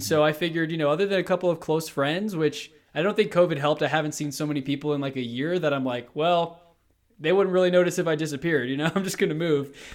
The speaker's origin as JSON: {"language": "English", "town": "Houston", "region": "Texas", "country": "United States", "moved": "as an adult", "lives_now": "Colorado, United States", "said": "I'm from Houston, Texas. Literally decided to just up and move to Colorado about a month and a half ago"}